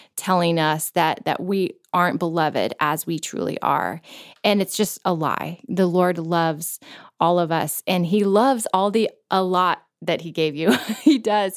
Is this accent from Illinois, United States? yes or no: no; Florida, United States; we grew up in Florida, which didn't really count as the South